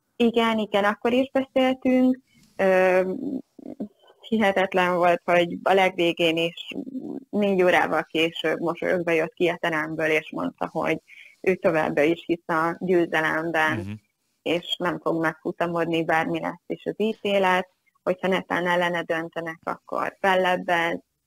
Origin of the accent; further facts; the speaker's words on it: Hungary; magyar vagyok